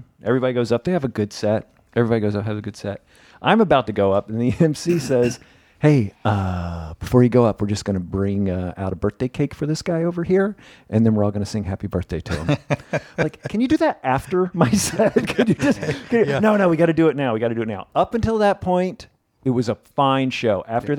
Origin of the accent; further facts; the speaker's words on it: Memphis, Tennessee, United States; I'm not Jewish and I'm from Memphis.